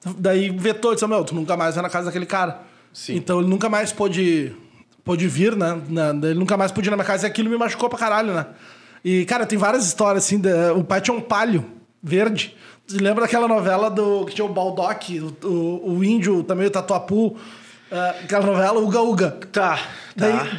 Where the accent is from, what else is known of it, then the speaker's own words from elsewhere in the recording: Uruguaiana, Rio Grande do Sul, Brazil; moved away; also born or lived in Porto Alegre / Palmeira das Missões / São Francisco de Assis; me criei em Uruguaiana a gente saiu daqui, eu tinha três meses